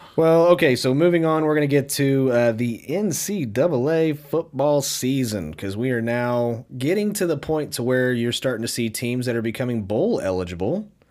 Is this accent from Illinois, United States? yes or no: no; Wichita, Kansas, United States; we are from Wichita, Kansas